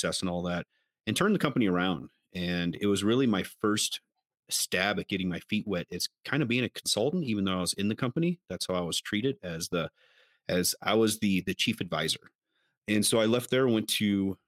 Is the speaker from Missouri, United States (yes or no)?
yes; Missouri, United States; I'm actually from a small farm town in Missouri, which was never even on the map whenever I was growing up